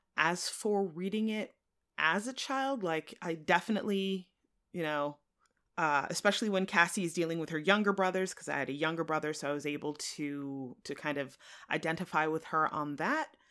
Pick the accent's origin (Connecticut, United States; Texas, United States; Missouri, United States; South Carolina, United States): Connecticut, United States; central; I grew up in central Connecticut